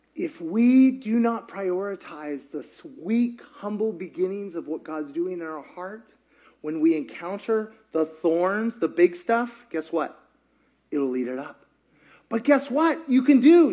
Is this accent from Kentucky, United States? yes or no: yes; Kentucky, United States; now in Georgia, United States; I grew up in Kentucky